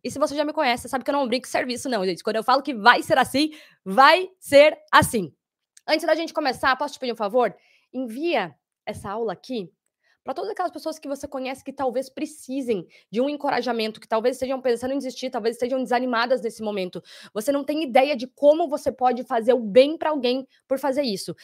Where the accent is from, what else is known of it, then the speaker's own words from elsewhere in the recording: Curitiba, Paraná, Brazil; now in Sydney, Australia; Curitiba, meus conterrâneos